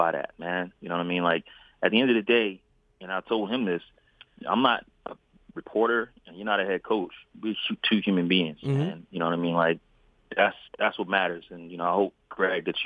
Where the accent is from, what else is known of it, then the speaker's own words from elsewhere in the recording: Philadelphia, Pennsylvania, United States; now in San Antonio, United States; I'm a kid from North Philly